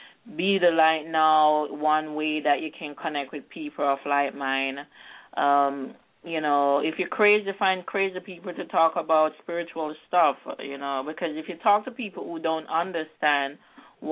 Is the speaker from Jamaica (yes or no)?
yes; Jamaica; I'm from Jamaica, and we're always going through gravitational and energy shifts. Because I'm from a very grounded, more spiritual society.